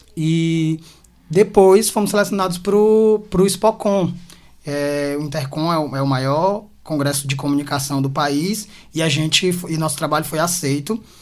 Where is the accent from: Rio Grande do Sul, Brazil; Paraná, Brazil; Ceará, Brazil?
Ceará, Brazil; Quixadá; now in Fortaleza, Brazil; eu sou de Quixadá, né? Moro aqui faz, esse mês, é, fizeram nove anos.